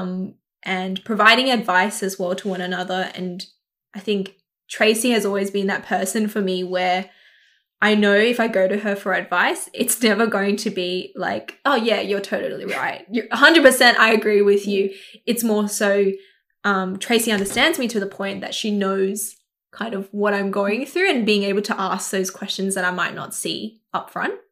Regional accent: Sydney, New South Wales, Australia; I grew up in Southwest Sydney in Kabramatta. Um, I was born here and grew up here for twenty-six years of my life

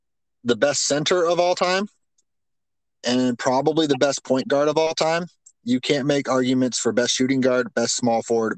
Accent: North Carolina, United States; now in Florida, United States; I was born in North Carolina.

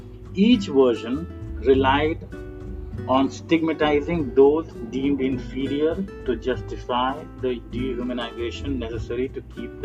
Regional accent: Bihar, India; And I belong to that an infamous Hindi heartland. As you may know, I come from Bihar.

